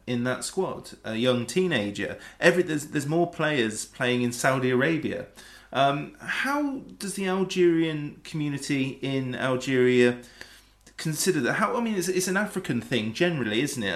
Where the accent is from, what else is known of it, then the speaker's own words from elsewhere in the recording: England, United Kingdom; as an Englishman